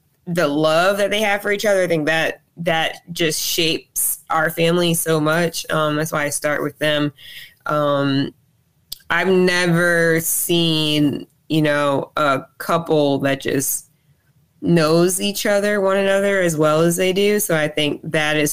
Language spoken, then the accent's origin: English; Robbinsville, New Jersey, United States; also born or lived in Trenton, New Jersey / Alabama; I was born and raised in New Jersey, but Alabama is definitely home to me, or is home to me.